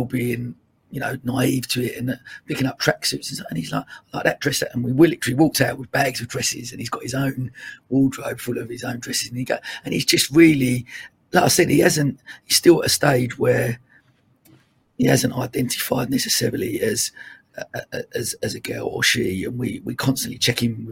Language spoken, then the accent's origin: English; Dagenham, London, United Kingdom; I grew up in Dagenham in Essex